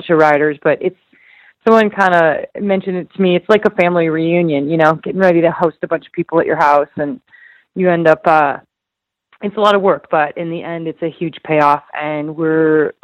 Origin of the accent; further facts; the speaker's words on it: Idaho, United States; my hometown